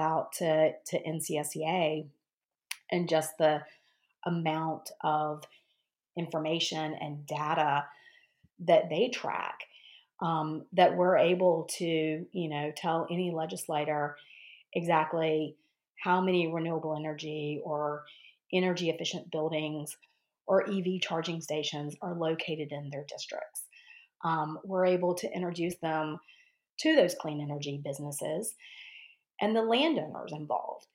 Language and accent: English; North Carolina, United States; I grew up in North Carolina, went to Carolina